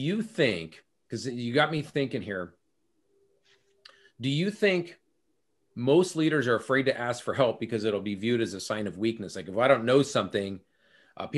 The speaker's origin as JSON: {"language": "English", "region": "California", "country": "United States", "moved": "yes", "lives_now": "Minnesota, United States", "said": "I'm from California originally. I live in Minnesota now"}